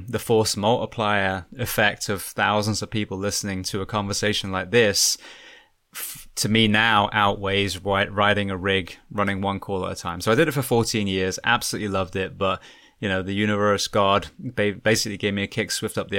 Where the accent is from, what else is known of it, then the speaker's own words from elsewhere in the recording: Bath, South West England, United Kingdom; moved away as an adult; now in California, United States; I'm from a place called Bath, which is a beautiful Roman city